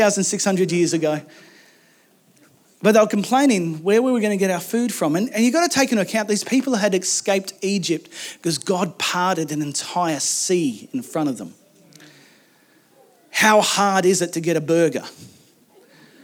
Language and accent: English; Macleay Valley, mid-north coast of New South Wales, Australia; I grew up in a valley. I grew up in the Maclay Valley in the mid-north coast of New South Wales.